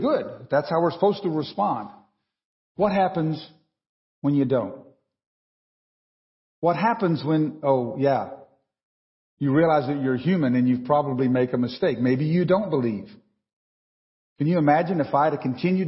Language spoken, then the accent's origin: English; Texas, United States; moved away; I grew up in Texas.